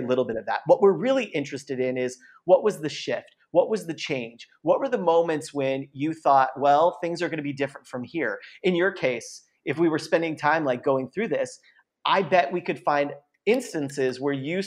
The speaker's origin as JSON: {"language": "English", "town": "San Diego", "region": "California", "country": "United States", "tie": "born or raised there", "said": "I was born in San Diego."}